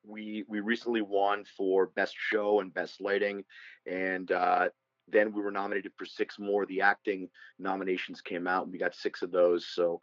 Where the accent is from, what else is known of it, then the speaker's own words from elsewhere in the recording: New Castle, Pennsylvania, United States; moved away as an adult; also born or lived in Boston / Los Angeles; So I grew up in Western Pennsylvania, in Newcastle, Pennsylvania.